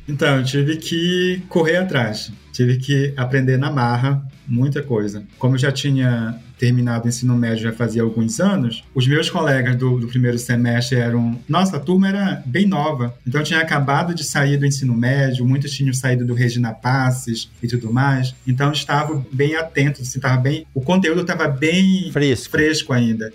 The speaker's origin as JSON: {"language": "Portuguese", "town": "Santarém", "region": "Pará", "country": "Brazil", "tie": "born or raised there", "also_born_or_lived": "Sinop, Mato Grosso / Lavras, Minas Gerais", "moved": "as an adult", "said": "Eu falo que eu sou de Santarém, né, município, mas meus pais moram na beira do rio"}